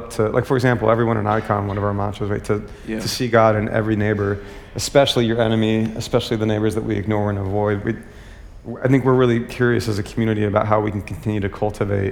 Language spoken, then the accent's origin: English; United States; as an American